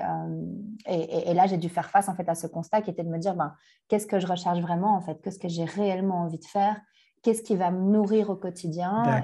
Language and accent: French; Brussels, Brussels-Capital Region, Belgium; also born or lived in Canada; je suis bruxelloise. Euh, je suis née à Bruxelles, j'ai grandi à Bruxelles, dans le quartier populaire d'Anderlecht